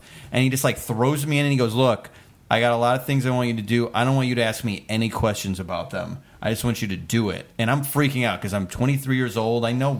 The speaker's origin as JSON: {"language": "English", "region": "Midwest", "country": "United States", "also_born_or_lived": "Chicago", "moved": "as an adult", "lives_now": "Los Angeles, United States", "said": "I'm from the Midwest. I'm not a showbiz family."}